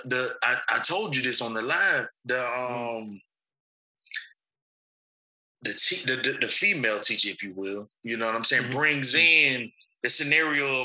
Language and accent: English; Alabama, United States; I'm from Alabama.